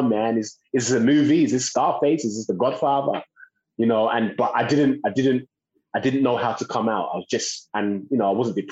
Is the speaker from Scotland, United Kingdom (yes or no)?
no; London, United Kingdom; born and raised in East London